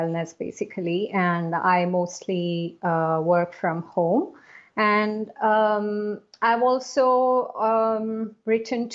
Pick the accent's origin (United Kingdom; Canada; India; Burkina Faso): India; South India; also born or lived in Asia / Middle East; now in Singapore; I am originally from India, from South India, and I am currently based in Singapore